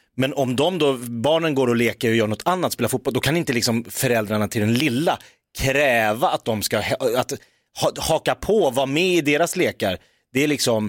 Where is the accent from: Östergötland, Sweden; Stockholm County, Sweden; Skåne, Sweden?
Stockholm County, Sweden; Jakobsberg; jag är uppvuxen i Jakobsberg utanför Stockholm.